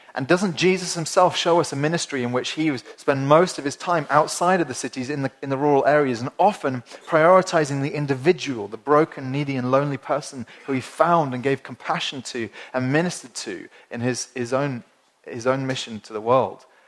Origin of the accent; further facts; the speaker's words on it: Winchester, South East England, United Kingdom; I come from Winchester, which is a small, small city in the, in the south of England